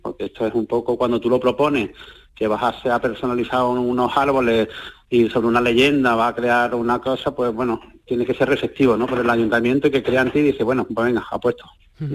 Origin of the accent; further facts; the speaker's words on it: a village in the province of Málaga, Andalusia, Spain; ser profeta en mi tierra